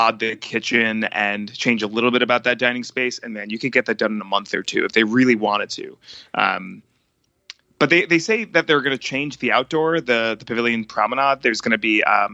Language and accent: English; North Carolina, United States; moved away; I'm from North Carolina.